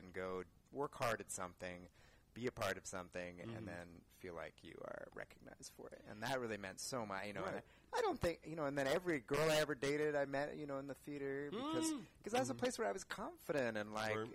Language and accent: English; Los Altos, California, United States; also born or lived in Santa Barbara, California / Orange County, California / Palo Alto, California; Pretty close to here, South Bay